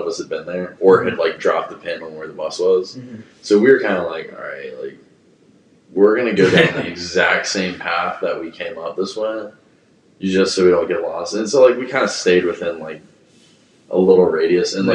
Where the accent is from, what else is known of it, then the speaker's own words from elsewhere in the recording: North Carolina, United States; growing up in North Carolina